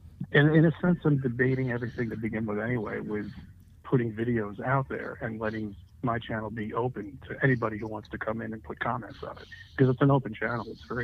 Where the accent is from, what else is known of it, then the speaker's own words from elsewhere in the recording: New York, United States; I grew up in New York.